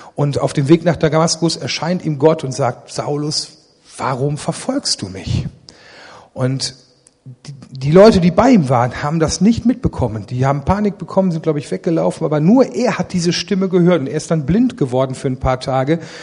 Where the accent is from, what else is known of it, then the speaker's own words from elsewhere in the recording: Ennepetal, North Rhine-Westphalia, Germany; Ich bin aufgewachsen nicht in Remscheid, sondern in Rüggeberg